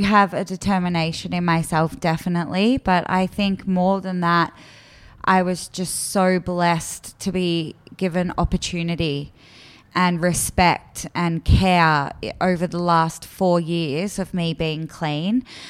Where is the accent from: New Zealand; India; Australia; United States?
Australia; Melbourne, Victoria; I was born in Melbourne. I was born in the southeastern suburbs, and I grew up with my two sisters.